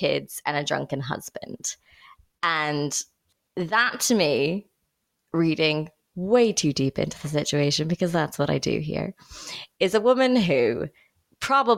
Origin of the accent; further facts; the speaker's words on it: Indiana, United States; growing up in Indiana